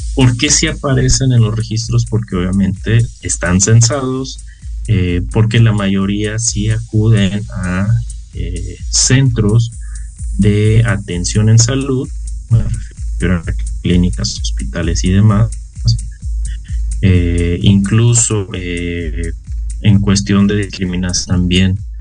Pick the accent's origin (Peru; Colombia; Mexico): Mexico; como sociedad mexicana